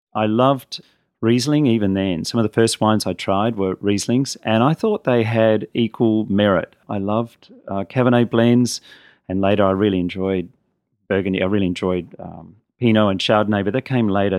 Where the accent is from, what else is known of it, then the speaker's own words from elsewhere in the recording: Adelaide, South Australia, Australia; I grew up in Adelaide